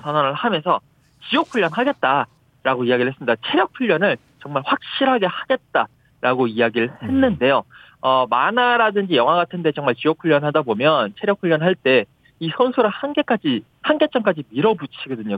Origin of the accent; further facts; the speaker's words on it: South Korea; now in United Kingdom; 제가 한국인 아니겠습니까?